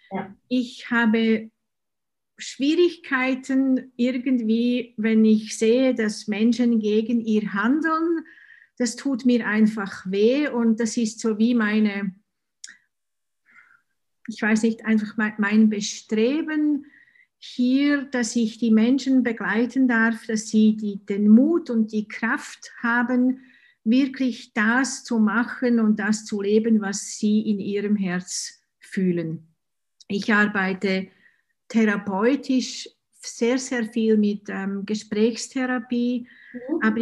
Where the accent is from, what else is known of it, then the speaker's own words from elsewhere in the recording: Switzerland; Und ja, ich bin ich komme aus der Schweiz, das kann man wahrscheinlich unschwer hören.